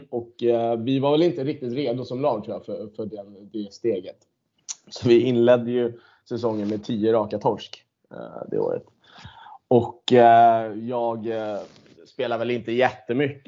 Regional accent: Stockholm, Stockholm County, Sweden; jag född och uppvuxen på Södermalm

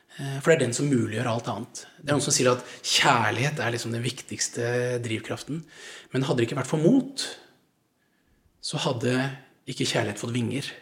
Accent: Langesund, Vestfold og Telemark, Norway; moved away; also born or lived in Haugesund; jeg kom fra Langesund

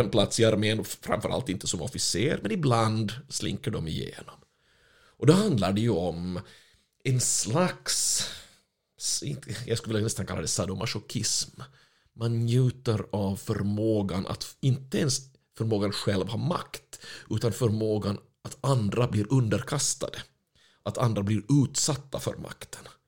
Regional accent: Finland; moved away; jag är ju finländare ursprungligen

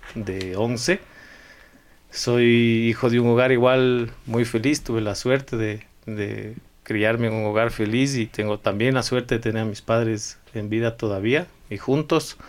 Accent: Quito, Pichincha, Ecuador; also born or lived in Idaho, United States / Guayaquil; ecuatoriano, quiteño sobre todo, me siento muy, muy quiteño

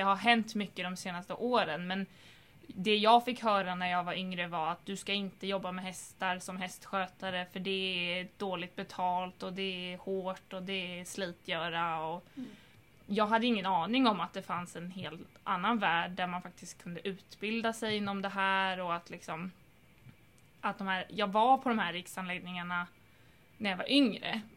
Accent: Stockholm, Stockholm County, Sweden; den ridskolan som jag är uppvuxen på i Stockholm

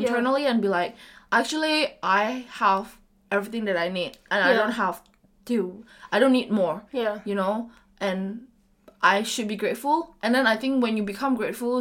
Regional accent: Medan, North Sumatra, Indonesia; moved away as an adult; Medan is always home to me

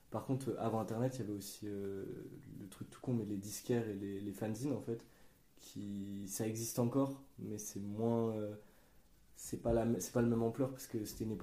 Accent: Grenoble, Auvergne-Rhône-Alpes, France; moi qui n'ai pas d'Île-de-France, j'ai moins été touché parce que euh, à Grenoble, il n'y a pas une vraie scène rap.

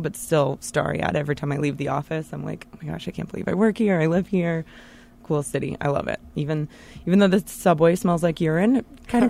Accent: Knoxville, Tennessee, United States; also born or lived in Charlotte, North Carolina; now in New York City, United States; I moved here from Charlotte, North Carolina, but I'm born and raised in Knoxville, Tennessee.

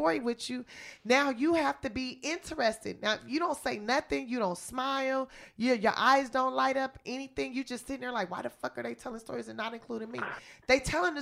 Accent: Los Angeles, California, United States; I'm from South Central Los Angeles

